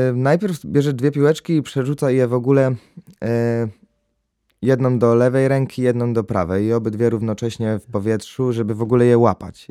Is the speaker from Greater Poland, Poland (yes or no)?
yes; Greater Poland, Poland; jestem z Wielkopolski